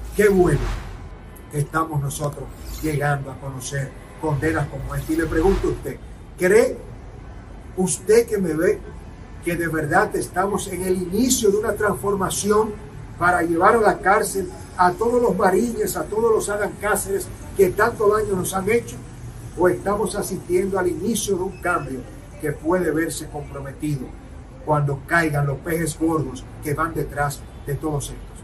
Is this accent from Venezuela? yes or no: no; Dominican Republic; estaremos como dominicanos